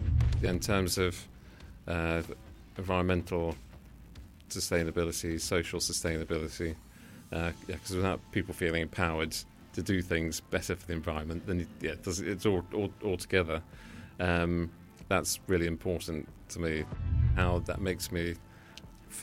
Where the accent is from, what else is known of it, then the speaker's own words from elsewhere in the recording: London, United Kingdom; also born or lived in Brighton; I was born in Wandsworth in London.